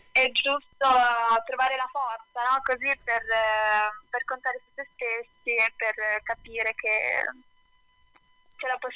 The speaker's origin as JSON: {"language": "Italian", "town": "Sanremo", "region": "Liguria", "country": "Italy", "tie": "born or raised there", "said": "io sono di Sanremo e sono cresciuta eh, qui a Sanremo"}